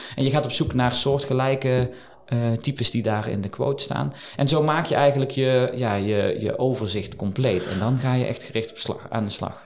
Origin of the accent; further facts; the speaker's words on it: Eindhoven, North Brabant, Netherlands; moved away as an adult; also born or lived in Geldrop; now in Liessel, Netherlands; ik kom oorspronkelijk uit Eindhoven, geboren, getogen